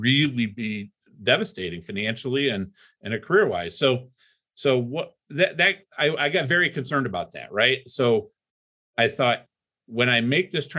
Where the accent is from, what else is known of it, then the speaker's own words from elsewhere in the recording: Toledo, Ohio, United States; also born or lived in Cleveland, Ohio; I grew up in Toledo, Ohio